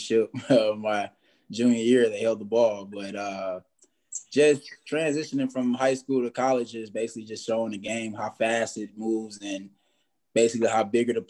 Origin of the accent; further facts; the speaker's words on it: Louisiana, United States; I'm from Louisiana